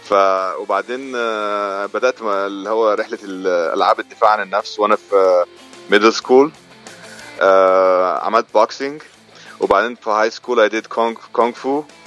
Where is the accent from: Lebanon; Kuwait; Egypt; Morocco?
Egypt; Agouza, Giza Governorate; moved away as an adult; also born or lived in Saudi Arabia; now in United States; انا اتربيت آه، في مدينه اسمها العجوزه في محافظه الجيزه